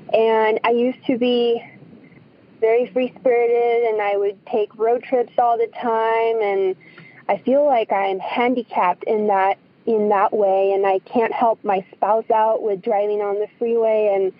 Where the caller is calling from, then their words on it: Tucson, Arizona, United States; I'm calling from Tucson, Arizona.